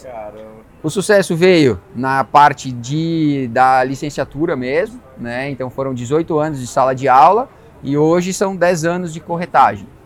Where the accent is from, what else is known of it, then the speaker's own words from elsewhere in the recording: Passo Fundo, Rio Grande do Sul, Brazil; now in Balneário Camboriú, Brazil; De Passo Fundo, vim de Passo Fundo